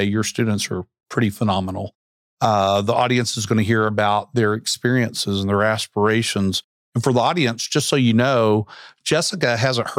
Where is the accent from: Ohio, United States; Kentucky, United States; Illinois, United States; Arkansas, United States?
Arkansas, United States; Central; I grew up in Central Arkansas